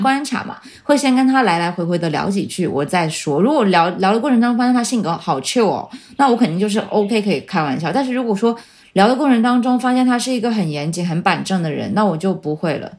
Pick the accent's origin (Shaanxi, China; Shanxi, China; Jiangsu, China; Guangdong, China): Guangdong, China; Shenzhen; 我在深圳出生长大，然后我没有离开过这个环境